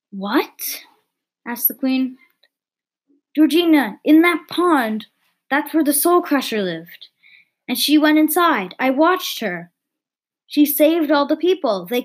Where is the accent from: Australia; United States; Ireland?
United States; I'm American